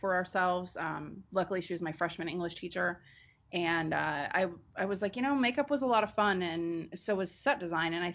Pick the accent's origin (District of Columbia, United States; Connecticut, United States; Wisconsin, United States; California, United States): California, United States; Bay Area; also born or lived in Nevada / Los Angeles; I went to a performing arts high school in the Bay Area where I grew up. So I'm born and raised in California